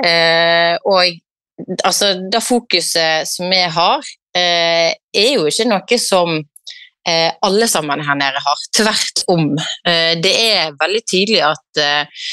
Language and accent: Norwegian; Norway; hjemme i Norge